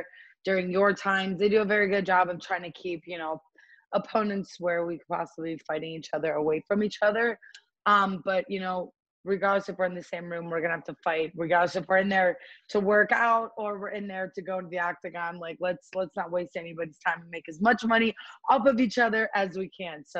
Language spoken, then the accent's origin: English; Cleveland, Ohio, United States; born or raised there; now in Las Vegas, United States